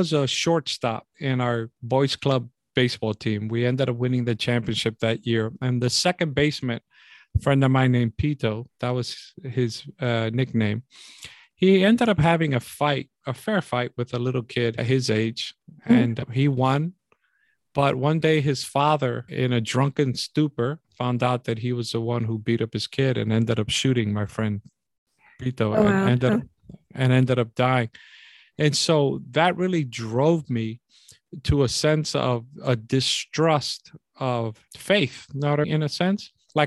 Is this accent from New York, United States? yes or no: yes; New York City, New York, United States; growing up in New York City in the Bronx